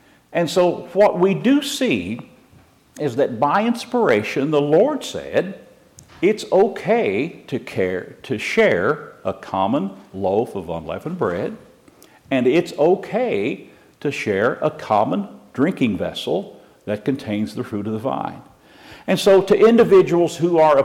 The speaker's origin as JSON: {"language": "English", "region": "Missouri", "country": "United States", "tie": "born or raised there", "also_born_or_lived": "California", "moved": "yes", "said": "I lived 40 years in California, born and raised in Missouri"}